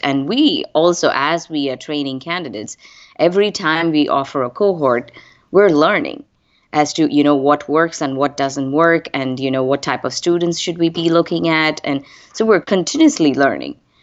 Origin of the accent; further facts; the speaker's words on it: India; moved away as an adult; I am originally from India. I moved here almost close to twenty-five plus years ago.